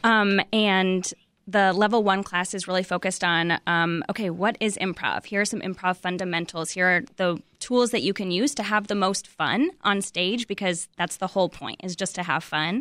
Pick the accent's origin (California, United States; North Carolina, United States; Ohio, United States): California, United States; moved away as an adult; I moved here in, in twenty fifteen, and, um, I'm from California